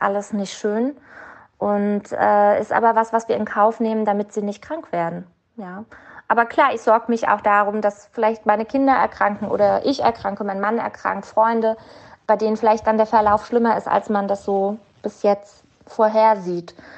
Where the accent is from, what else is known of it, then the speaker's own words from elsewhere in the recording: Mainz, Rhineland-Palatinate, Germany; uns als Mainzer